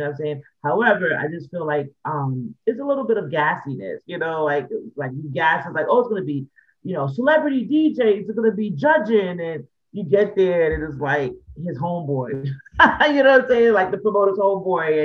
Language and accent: English; New York City, New York, United States; Growing up in the Bronx